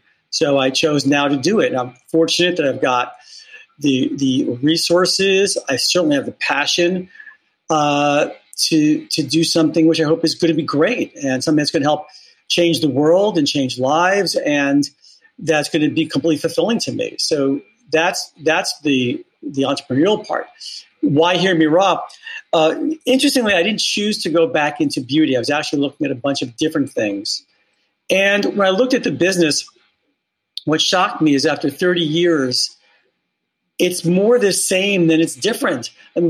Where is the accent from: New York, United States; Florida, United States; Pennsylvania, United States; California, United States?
New York, United States; Bronx; I am from the Bronx, New York, and so proud of it.